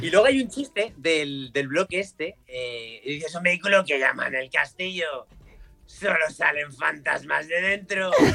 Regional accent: Madrid, Community of Madrid, Spain; yo nací en, Madrid, mi padre es gallego y voy mucho a Galicia

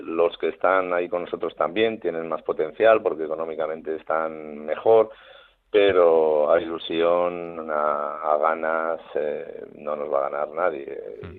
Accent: Navarre, Spain; somos los, los navarros los osasunistas

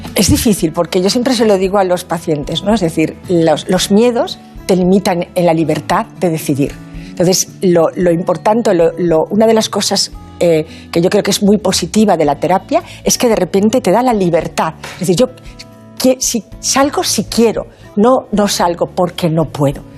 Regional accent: Asturias, Spain; now in Valencia, Spain; Soy asturiana de corazón valenciana de adopción

